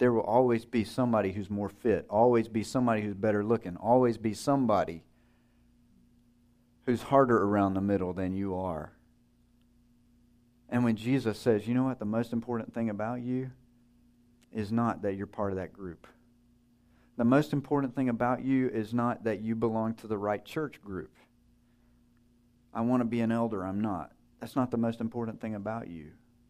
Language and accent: English; Wisconsin, United States; I'm from Wisconsin. That's not the most important thing about you.